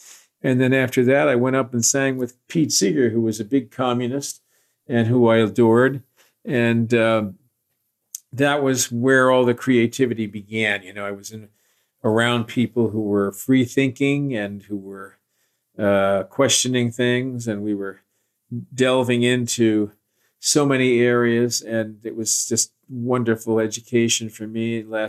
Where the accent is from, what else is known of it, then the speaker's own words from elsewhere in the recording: Scotland, United Kingdom; What was happening was that you talk about being Scottish. I was going to do this, and I had my Scottish sword was drawn, and nothing was going to stop me.